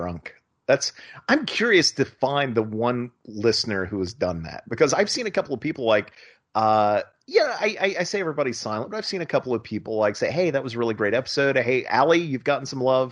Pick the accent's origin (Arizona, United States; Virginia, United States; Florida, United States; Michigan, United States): Florida, United States; I'm from Florida